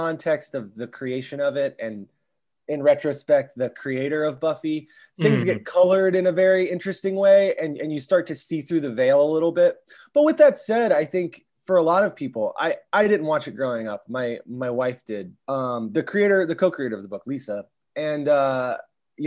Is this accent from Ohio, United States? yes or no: yes; Columbus, Ohio, United States; we're from Columbus, Ohio, which is very much heartland, Midwest